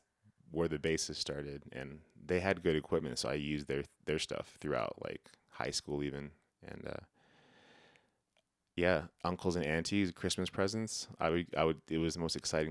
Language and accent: English; Laguna Pueblo, New Mexico, United States; I'm originally from New Mexico, Laguna Pueblo specifically.